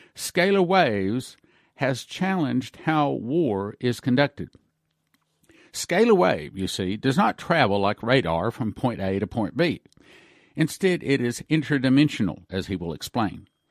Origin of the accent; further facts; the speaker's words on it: Texas, United States; I was raised in Texas.